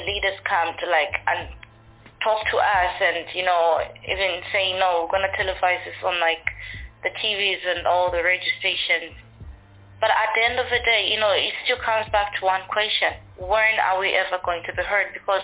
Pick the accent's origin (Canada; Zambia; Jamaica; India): Zambia; Livingstone, Southern Province; growing up, like, in Zambia, it's, I'll say, particularly Livingston itself, where I am